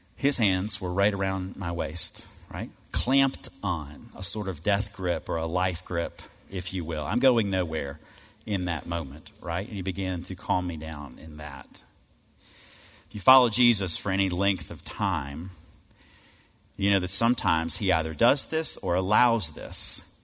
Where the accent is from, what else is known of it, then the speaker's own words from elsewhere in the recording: Cleveland, Mississippi, United States; I grew up in Cleveland, Mississippi